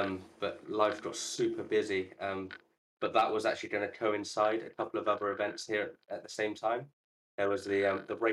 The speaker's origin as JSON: {"language": "English", "town": "Bristol", "region": "South West England", "country": "United Kingdom", "tie": "born or raised there", "said": "Bristol, which I'm super excited. That's my hometown."}